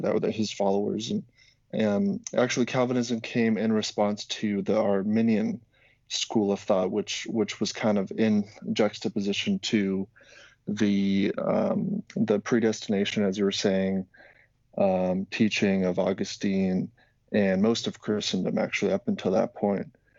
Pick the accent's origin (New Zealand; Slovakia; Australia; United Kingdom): Slovakia; I'm from originally from Slovakia